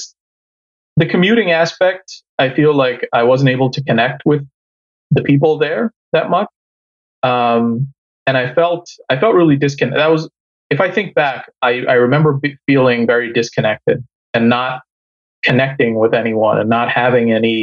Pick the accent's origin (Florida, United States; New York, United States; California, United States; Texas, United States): New York, United States; also born or lived in Bangladesh; I'm from New York. Came here when I was 5 from Bangladesh and been in New York all my life